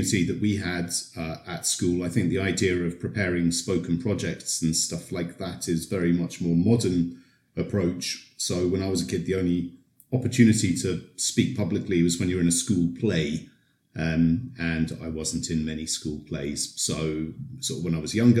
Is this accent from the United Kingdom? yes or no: yes; United Kingdom; moved away as an adult; now in Poland; I've been here in Poland for more than 20 years, so maybe that makes me an honorary Pole, but I'm originally from Britain